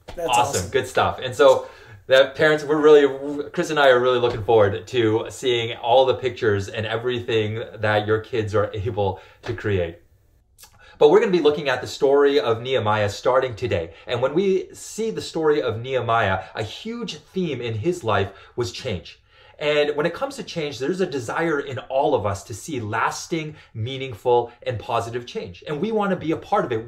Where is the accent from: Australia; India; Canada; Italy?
Canada; I grew up in Canada, and like most Canadian kids